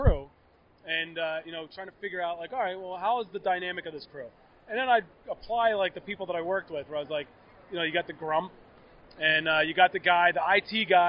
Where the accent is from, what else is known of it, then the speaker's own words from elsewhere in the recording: Philadelphia, Pennsylvania, United States; moved away; I'm a Philadelphia guy, born and raised.